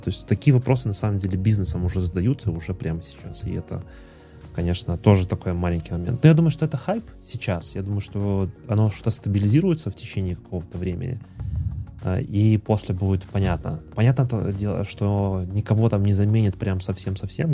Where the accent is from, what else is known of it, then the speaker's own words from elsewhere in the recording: Minsk, Belarus; мы сами из Минска